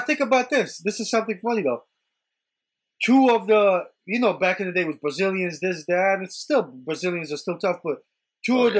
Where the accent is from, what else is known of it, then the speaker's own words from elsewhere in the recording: Long Island, New York, United States; I'm from Long Island